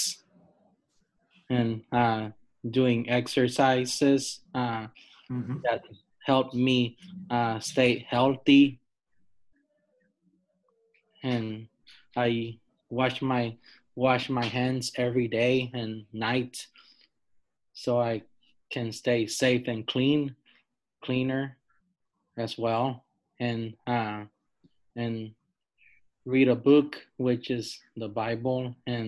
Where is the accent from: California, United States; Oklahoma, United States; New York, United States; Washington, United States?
California, United States; San Francisco; I was born here in San Francisco